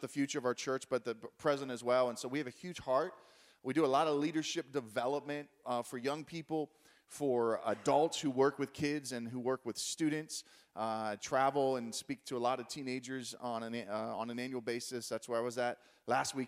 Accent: Pittsburgh, Pennsylvania, United States; I'm from Pittsburgh

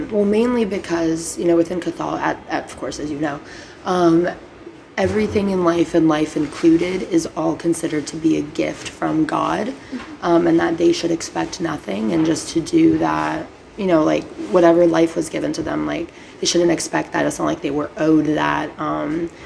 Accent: Brazil; now in United States; in Brazil, at least, it is the biggest week of the whole year. And on Good Friday, we have literal, like, play reenactments

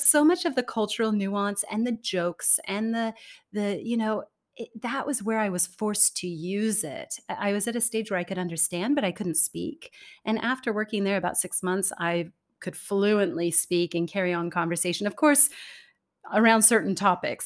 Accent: California, United States; moved away as an adult; also born or lived in Denmark; now in Singapore; I was born and raised in California

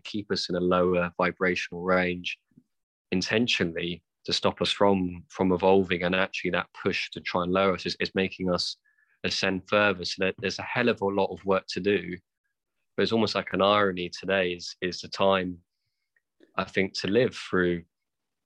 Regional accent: United Kingdom; being white British

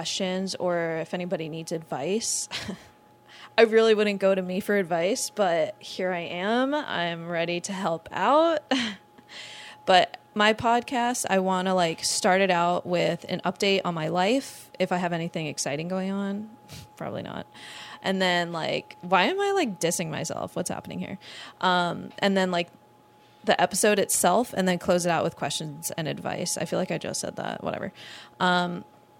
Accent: Long Island, New York, United States; now in Orlando, United States; I'm originally from Long Island, New York

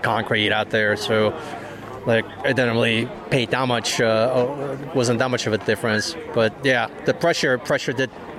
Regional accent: Omaha, Nebraska, United States; Omaha, Nebraska.

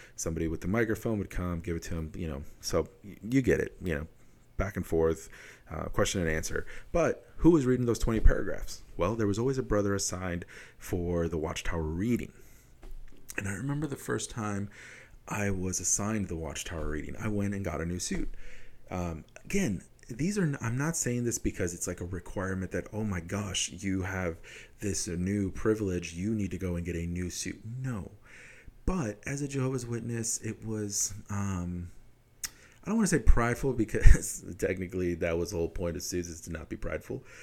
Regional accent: Wisconsin, United States; I'm from Wisconsin. All my experiences are in Wisconsin

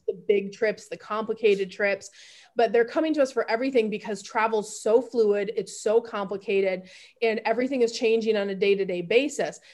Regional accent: Grand Rapids, Michigan, United States; moved away as an adult; also born or lived in Houston, Texas; now in Austin, United States; So I grew up in the Midwest, Grand Rapids. I would say I'm from G-Rap, Grand Rapids, Michigan

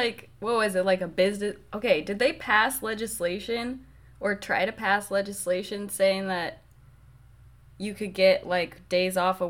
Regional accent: Colorado, United States; Because we're both from Colorado. It's pretty liberal.

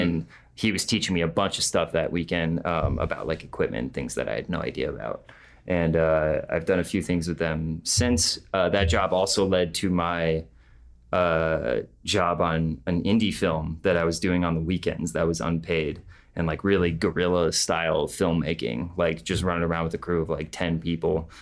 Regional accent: Clarkston, United States

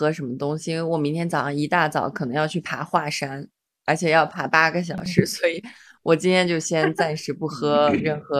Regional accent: Xi'an, Shaanxi, China; 因为我其实作为一个在西安长大的人，我其实还挺少去回民街的，因为嗯，一直觉得它是一个游客比较聚集的地方。

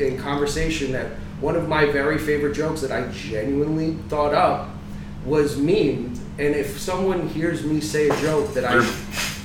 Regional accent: New Jersey, United States; now in Florida, United States; I'm from Jersey.

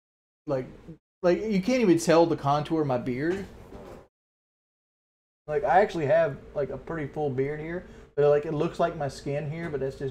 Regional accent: the South, United States; accent: southern; I didn't try to change my southern accent.

